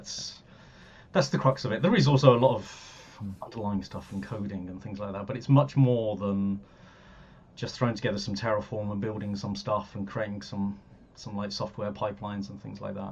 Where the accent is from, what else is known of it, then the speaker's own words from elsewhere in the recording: Birmingham, West Midlands, United Kingdom; moved away as an adult; also born or lived in London; I'm from Birmingham originally. I moved down to London when I was 18 to go to university